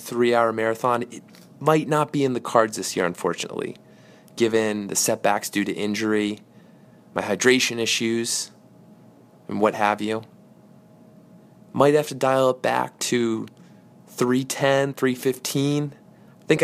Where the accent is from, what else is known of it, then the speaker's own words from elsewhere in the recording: Darien, Connecticut, United States; we grew up together in the Darien, New Canaan area, have been good buddies since elementary school.